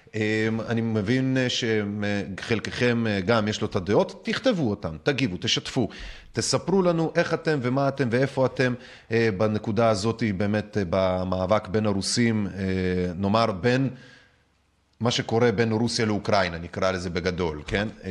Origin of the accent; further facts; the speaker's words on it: Minsk, Belarus; now in Israel; אני מבלרוס, ממינסק